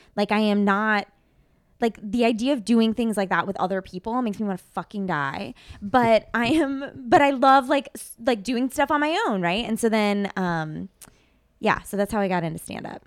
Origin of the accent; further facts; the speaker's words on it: Midwest, United States; moved away; that's where I grew up